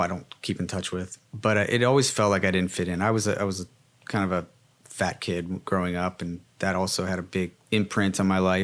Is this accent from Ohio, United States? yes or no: yes; Cincinnati, Ohio, United States; growing up in Cincinnati